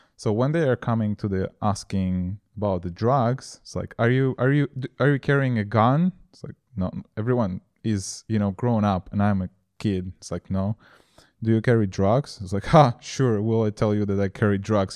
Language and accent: English; Moldova; now in Prague, Czech Republic; I was born in Moldova